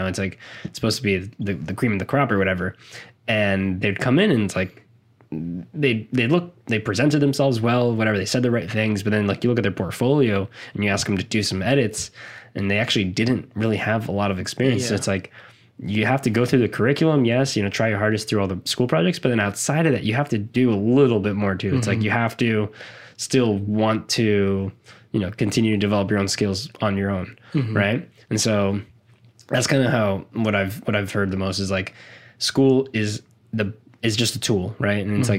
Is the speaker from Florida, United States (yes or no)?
yes; South Florida, United States; I'm from South Florida.